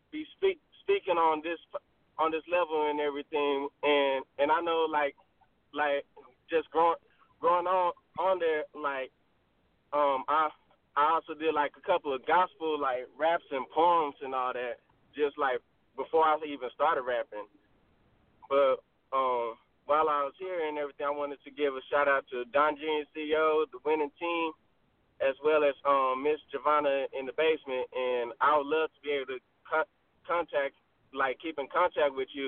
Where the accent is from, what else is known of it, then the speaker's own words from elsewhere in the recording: Waco, Texas, United States; I'm from Waco, Texas. Um, I'm a I'm a '90s baby